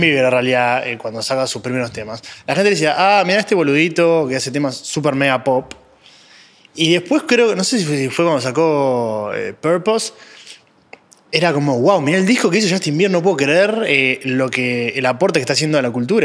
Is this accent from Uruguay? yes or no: yes; Uruguay; yo soy uruguayo